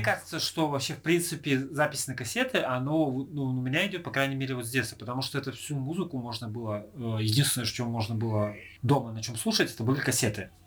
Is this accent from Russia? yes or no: yes; Irkutsk, Irkutsk Oblast, Russia; мы э, родом из Иркутска